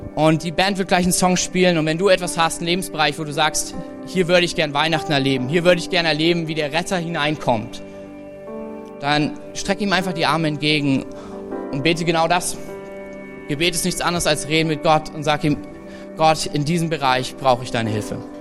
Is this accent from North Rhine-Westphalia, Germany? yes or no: no; Thuringia, Germany; für uns als, als Thüringer